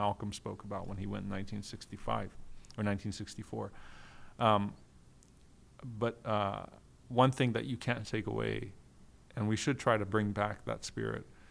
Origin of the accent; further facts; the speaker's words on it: Guyana; I'm from Guyana.